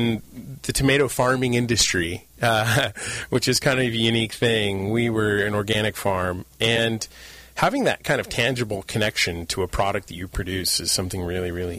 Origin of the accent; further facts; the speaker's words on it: San Diego, California, United States; also born or lived in Santa Barbara / Mexico; I grew up in San Diego. My family is fifth generation Californians.